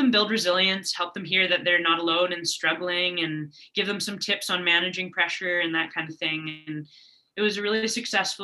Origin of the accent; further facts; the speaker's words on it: Toronto, Ontario, Canada; moved away as an adult; also born or lived in Vancouver; I was originally from Toronto